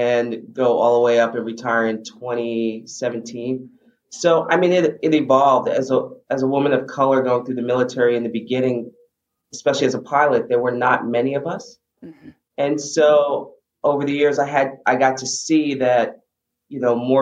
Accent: New York City, New York, United States; I grew up in the Bronx

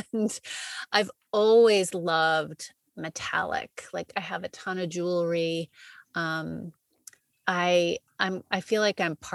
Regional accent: West Coast, United States; now in New York City, United States; I grew up on the West Coast

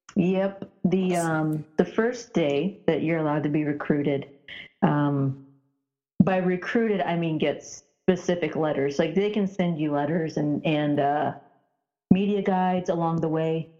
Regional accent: Indiana, United States; growing up in Indiana

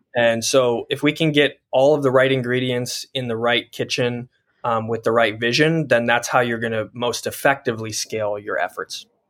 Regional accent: Colorado, United States; I grew up in Colorado as a studio artist

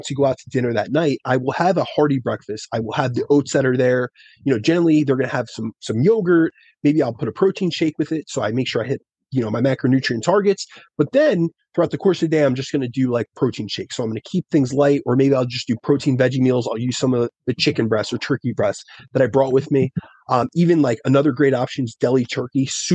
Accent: New Jersey, United States; I'm from Jersey

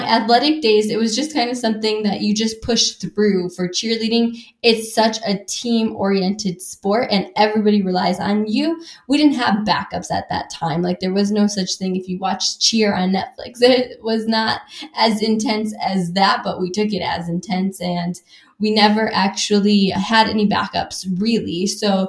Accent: Wisconsin, United States; I grew up in Wisconsin

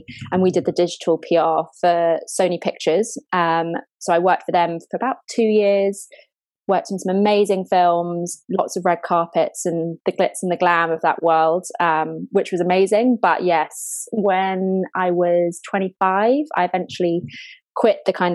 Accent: London, United Kingdom; also born or lived in Brighton; I grew up in London, born and bred, lived here all my life

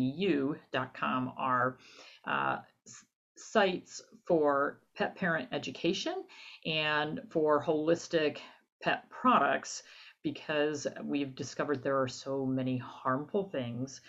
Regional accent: New Jersey, United States; moved away as an adult; also born or lived in Midwest; I'm originally from New Jersey

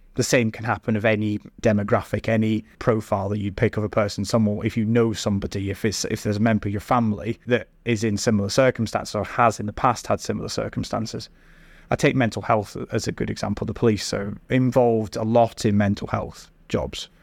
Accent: Scotland, United Kingdom; moved away as an adult; now in Staffordshire, United Kingdom; I grew up and studied in Scotland

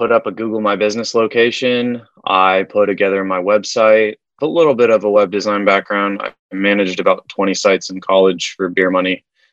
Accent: Wichita, Kansas, United States; moved away as an adult; I'm from Wichita, Kansas. That's a lot of mom and pops.

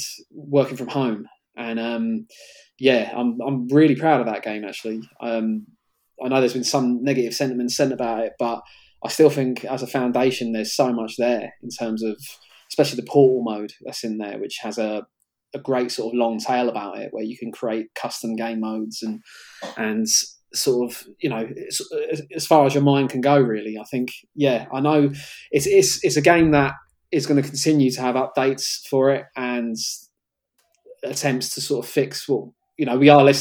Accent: London, United Kingdom; Cricklewood was my hometown in Northwest London

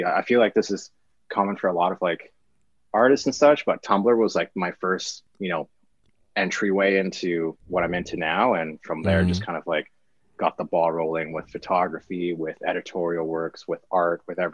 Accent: Vancouver, British Columbia, Canada; born and raised in Vancouver, BC.

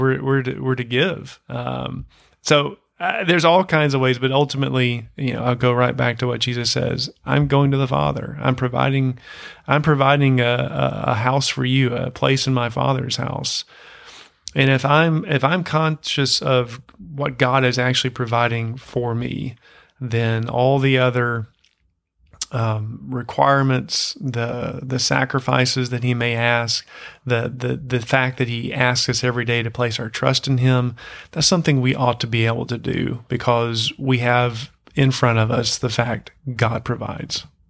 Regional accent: United States; as an American in, in those places

